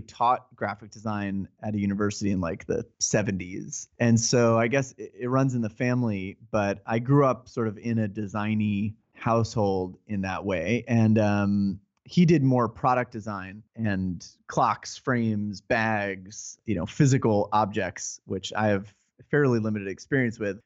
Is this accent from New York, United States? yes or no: yes; New York area, United States; I'm from the New York area and still reside here